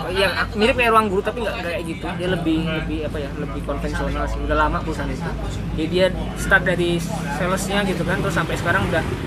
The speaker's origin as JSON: {"language": "Indonesian", "town": "Yogyakarta", "region": "Special Region of Yogyakarta", "country": "Indonesia", "said": "kita kan anak Jogja"}